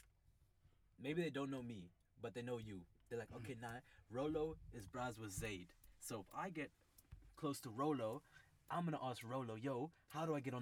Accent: United States; now in Cape Town, South Africa; growing up in the States, I still have a lot of US influence

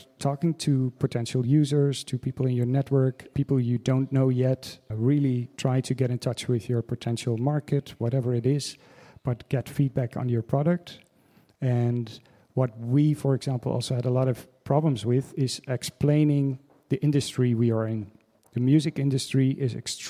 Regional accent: Netherlands; moved away as an adult; also born or lived in Amsterdam / New York; now in Berlin, Germany; from the Netherlands, but I live in Berlin

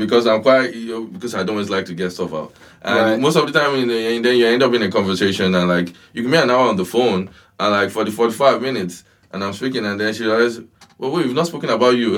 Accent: Ibadan, Oyo, Nigeria; moved away; growing up in Nigeria and then coming here

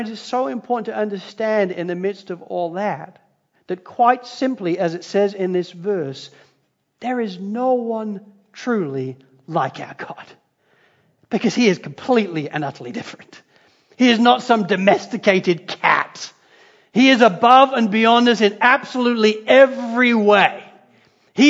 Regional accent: Spalding, East Midlands, United Kingdom; moved away; I grew up in Spalding in Lincolnshire in England.

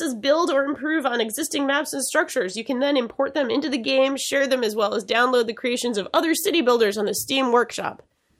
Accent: Massachusetts, United States; accent: Boston; My natural accent. That's right. I did.

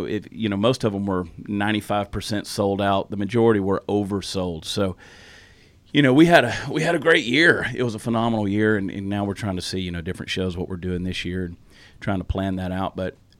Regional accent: the South, United States; accent: Southern; Yeah, and I've said before, I didn't lose my Southern accent. I sort of muted it a little bit, but I can turn it loose really, really fast in the right moment.

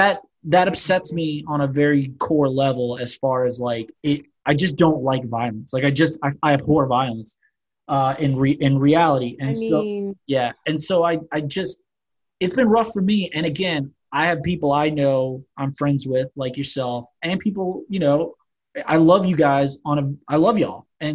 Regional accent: New Orleans, Louisiana, United States; Growing up in New Orleans, like I lived around Black people my entire life. Like I was very comfortable. My stepdad's Black.

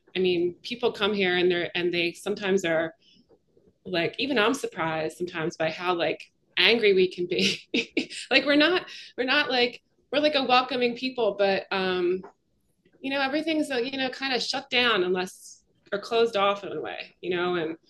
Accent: Philadelphia, Pennsylvania, United States; she learned I was from Philadelphia

